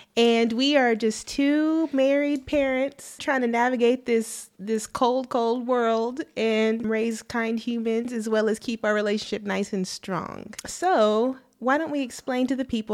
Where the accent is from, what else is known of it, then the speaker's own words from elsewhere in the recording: Arlington, Texas, United States; also born or lived in Mansfield, Texas; I'm from Arlington, Texas